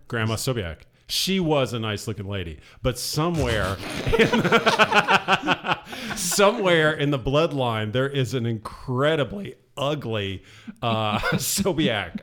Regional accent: Southeast Ohio, United States; also born or lived in Indiana; I was born in Southeast Ohio

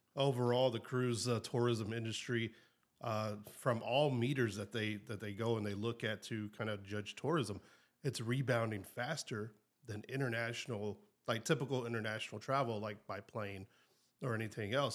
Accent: the South, United States; I'm from South

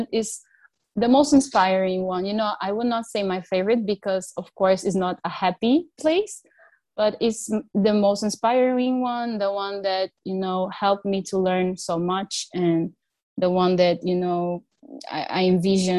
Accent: Rio de Janeiro, Brazil; moved away; also born or lived in Germany; I come from Rio

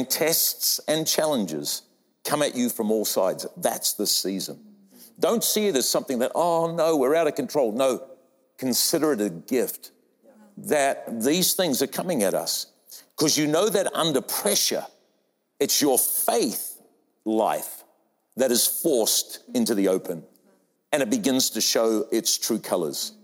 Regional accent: New Zealand; moved away; also born or lived in Australia; I'm a Kiwi by birth

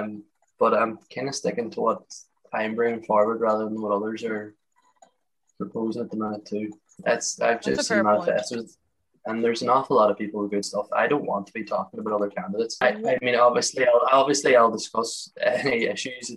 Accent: Letterkenny, Ulster, Ireland; I'm from Letterkenny in Donegal

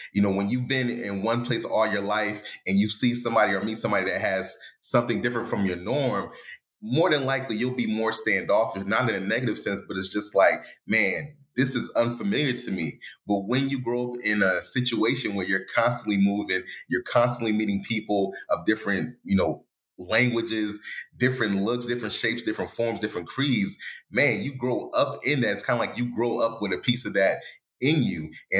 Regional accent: England, United Kingdom; born there; Oh, they're from this part of England. Guess what? I was born in England.

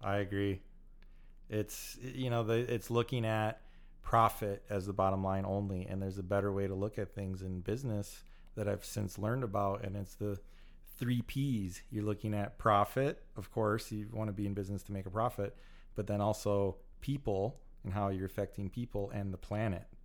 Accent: United States; also born or lived in California; I love being American

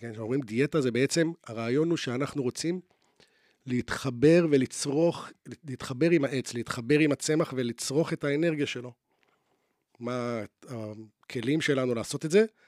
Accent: Jerusalem, Jerusalem District, Israel; now in Tel Aviv, Israel; בתור ילד שגדל בירושלים, ואז עבר לתל אביב

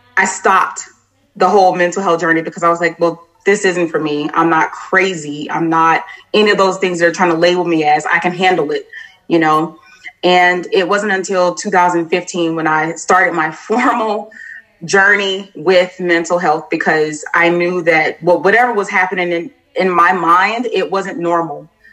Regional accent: Florida, United States; moved away as an adult; now in Clarksville, United States; am originally from Florida, but once I joined the military, I just kind of traveled around and decided to settle here in uh, Clarksville, Tennessee

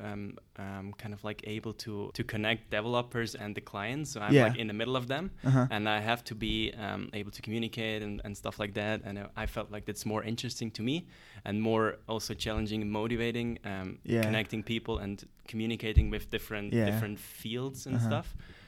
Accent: Kloten, Zurich, Switzerland; English is a second language; I grew up in Kloten, which is actually where Zurich Airport is located.

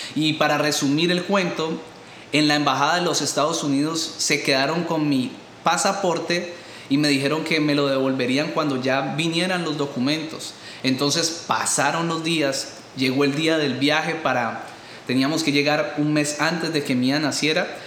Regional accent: Colombia; moved away; tantos problemas que hay en mi país de origen

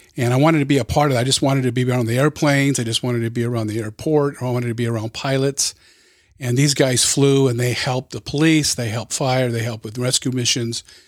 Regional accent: Los Angeles County, Southern California, United States; I was born and raised in Southern California, in L A County

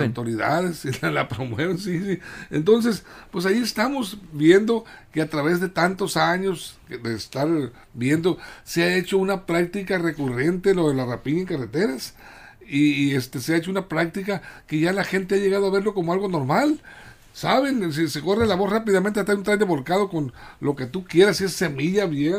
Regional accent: Mexico; somos los mexicanos

